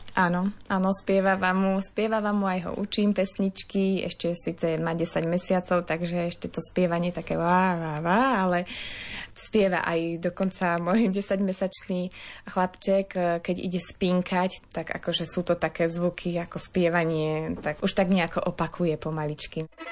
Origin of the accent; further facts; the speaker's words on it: Jalšovík, Banská Bystrica Region, Slovakia; also born or lived in Krupina; Narodila som sa v Krupine, ale čas života som prežila v dedinke Jalšovík, odkiaľ pochádza moja mamina.